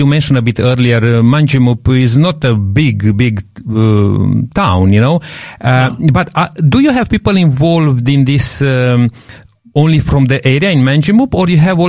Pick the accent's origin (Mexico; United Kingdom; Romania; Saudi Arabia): Romania; Transylvania; now in Adelaide, Australia; where I grew up in Romania, in Transylvania, we are farmers and we raise sheep particularly.